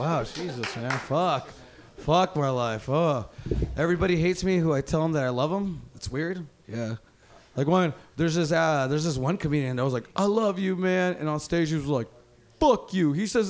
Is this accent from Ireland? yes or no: no; Mexico; English is a second language; moved away; I'm from Mexico.